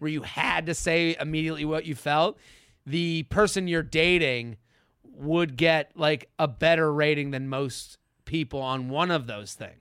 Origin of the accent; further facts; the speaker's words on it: Needham, Massachusetts, United States; I'm from Needham